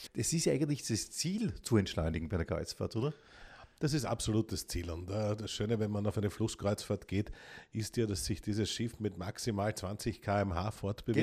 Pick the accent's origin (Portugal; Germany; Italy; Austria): Austria; ich bin ja echter Österreicher